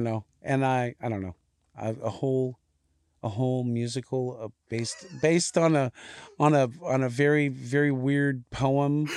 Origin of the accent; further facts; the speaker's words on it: Hawaii, United States; moved away; grew up in Hawaii